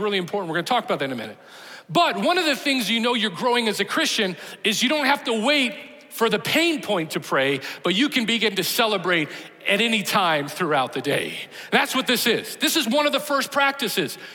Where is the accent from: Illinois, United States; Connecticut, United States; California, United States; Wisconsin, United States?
Illinois, United States; Chicago; moved away; I grew up in Chicago